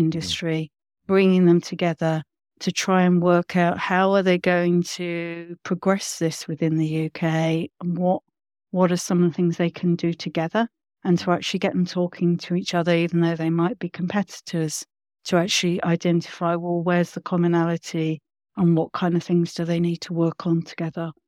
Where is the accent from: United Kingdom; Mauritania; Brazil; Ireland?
United Kingdom; London; growing up where I grew up in London